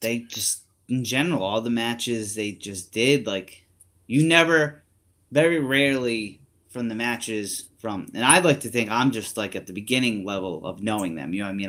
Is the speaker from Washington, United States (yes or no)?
no; Rhode Island, United States; I'm from Rhode Island